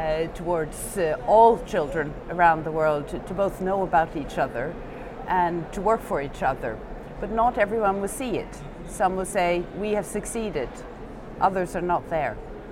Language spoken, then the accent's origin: English; Norway; I'm from Norway.